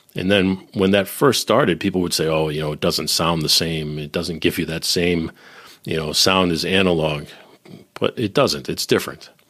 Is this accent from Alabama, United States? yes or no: no; Boston, Massachusetts, United States; also born or lived in Nashville / Silicon Valley / Northern Kentucky; now in Cincinnati, United States; I'm originally from Boston, living in Cincinnati